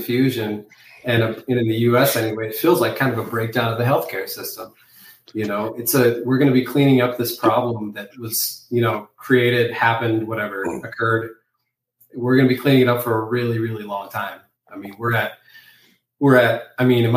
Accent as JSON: {"language": "English", "region": "Arizona", "country": "United States", "tie": "born or raised there", "said": "my home state of Arizona"}